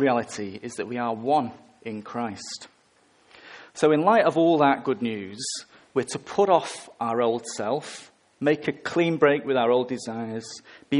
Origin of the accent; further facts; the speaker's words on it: England, United Kingdom; I'm English.